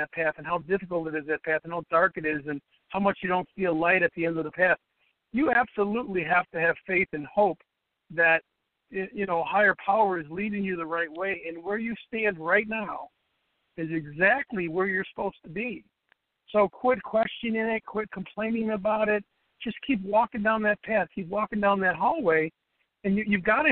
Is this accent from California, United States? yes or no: no; Chicago, Illinois, United States; I was born and raised in Chicago. I still live in Chicago